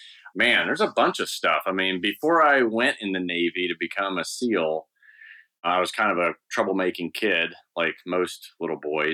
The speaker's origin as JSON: {"language": "English", "region": "Eastern Province", "country": "Saudi Arabia", "tie": "born or raised there", "said": "it was the only thing to do growing up in Saudi Arabia. I was there from the second grade to high school."}